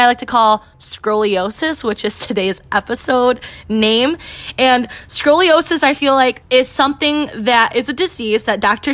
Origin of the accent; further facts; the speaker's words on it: Michigan, United States; I am from Michigan, and I own a women's boutique in Port Huron